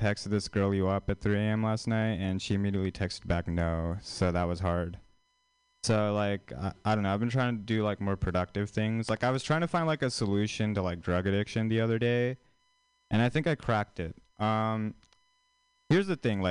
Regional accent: India; moved away; an Indian person, like, actually from India

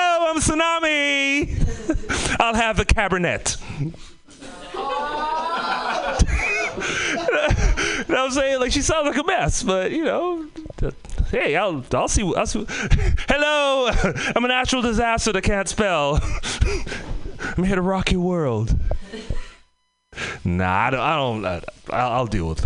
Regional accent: Trinidad & Tobago; moved away; also born or lived in Oakland / Bay Area; I'm from the Caribbean, Trinidad and Tobago.

